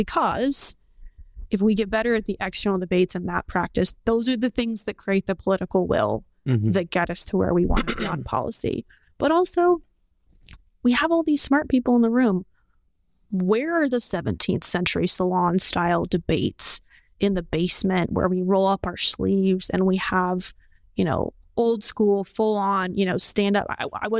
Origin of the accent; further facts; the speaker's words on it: Portland, United States; And I think this is like a lot of people where I think about where I grew up in Portland.